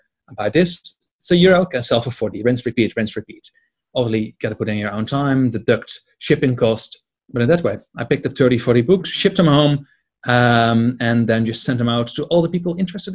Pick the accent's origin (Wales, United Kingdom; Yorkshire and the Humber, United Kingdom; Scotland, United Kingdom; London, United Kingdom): Scotland, United Kingdom; Edinburgh; here in my hometown, Edinburgh